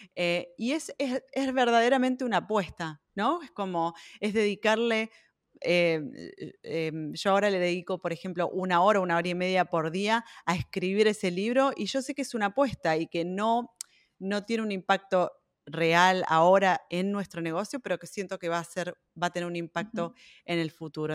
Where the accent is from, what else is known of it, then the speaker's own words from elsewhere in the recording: Buenos Aires, Argentina; moved away as an adult; now in Berlin, Germany; nací en Buenos Aires, pero vivo en Berlín hace más de 12 años